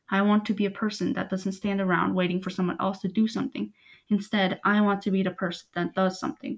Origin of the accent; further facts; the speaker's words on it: South Carolina, United States; born there; I was born in South Carolina and have since then moved to many different places.